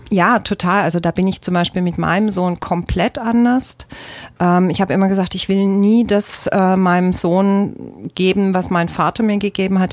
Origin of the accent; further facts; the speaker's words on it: Germany; aus Deutschland durfte halt aus Deutschland raus